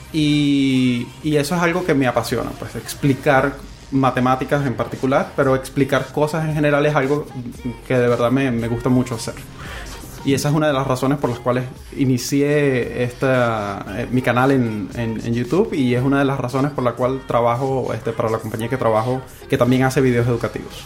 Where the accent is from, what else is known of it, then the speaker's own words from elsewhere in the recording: Venezuela; moved away as an adult; now in Chile; yo soy em, venezolano, para comenzar. Eh, tengo aquí en Chile aproximadamente dos años